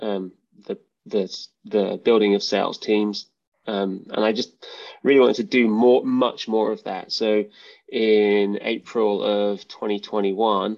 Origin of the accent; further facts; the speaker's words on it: United Kingdom; moved away; as you can probably tell by my accent. I'm from the UK.